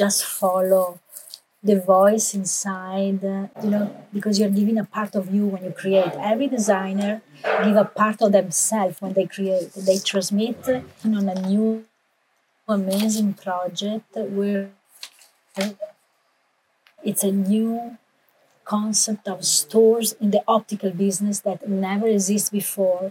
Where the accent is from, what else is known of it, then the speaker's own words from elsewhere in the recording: Italy; English is a second language; now in United States; I'm an American citizen, but I was raised and born in Italy.